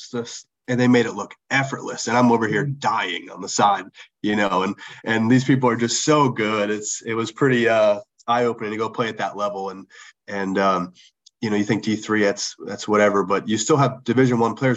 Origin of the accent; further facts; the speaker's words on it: outside of Philadelphia, Pennsylvania, United States; I grew up outside of Philadelphia